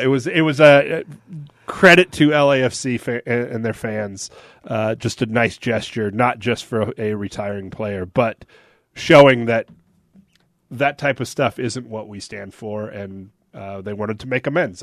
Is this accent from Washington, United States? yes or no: yes; Seattle, Washington, United States; moved away as an adult; now in Salt Lake City, United States; Seattle, which is my hometown